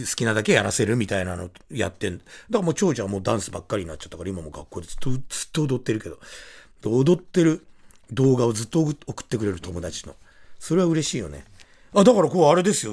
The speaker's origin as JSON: {"language": "Japanese", "town": "Shinagawa", "region": "Tokyo", "country": "Japan", "tie": "born or raised there", "said": "住んでるところも、生まれも同じ東京都品川区小山三丁目"}